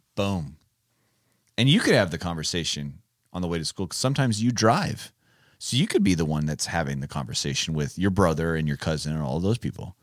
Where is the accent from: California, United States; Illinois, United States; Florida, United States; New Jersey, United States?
California, United States; moved away; I'm from California